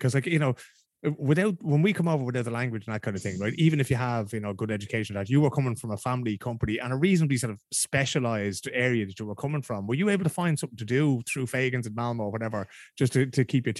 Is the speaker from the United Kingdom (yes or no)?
no; Dublin, Leinster, Ireland; now in Stockholm, Sweden; I'm from Bunnycarney in Dublin.